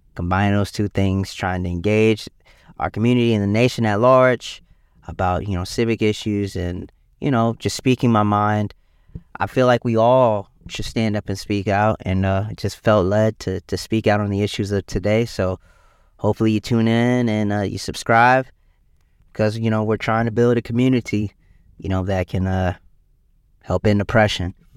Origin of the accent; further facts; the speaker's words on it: South Carolina, United States; my home state of South Carolina